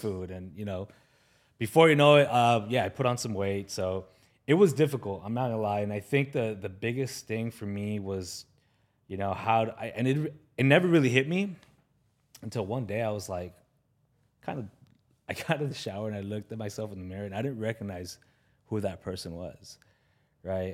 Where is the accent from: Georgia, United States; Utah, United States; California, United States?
California, United States; Los Angeles; I grew up in the San Fernando Valley, which is, you know, behind these, these mountains here